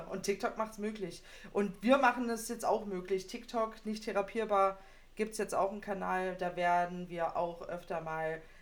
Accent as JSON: {"language": "German", "region": "Berlin", "country": "Germany", "said": "Bei uns in Berlin sagt man Bauarbeitermarmelade."}